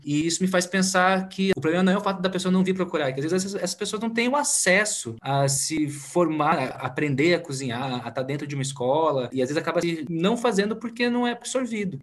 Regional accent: Curitiba, Paraná, Brazil; eu sou aqui de Curitiba

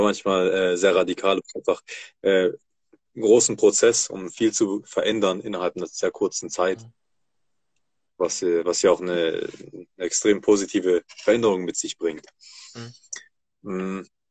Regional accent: Germany; Tatsächlich bin ich hier in Deutschland geboren und aufgewachsen

